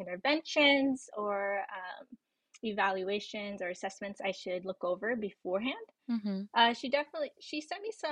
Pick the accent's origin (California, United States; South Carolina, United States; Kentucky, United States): California, United States; Victorville; moved away as an adult; also born or lived in San Marcos, California; now in Los Angeles, United States; I'm originally from Victorville, California